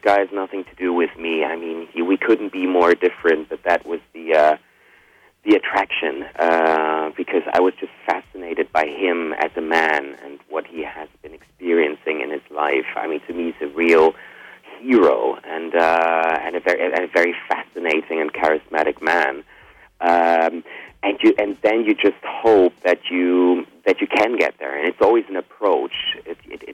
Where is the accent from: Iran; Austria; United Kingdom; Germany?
Germany; also born or lived in Spain; I was born in Spain, but I grew up in Germany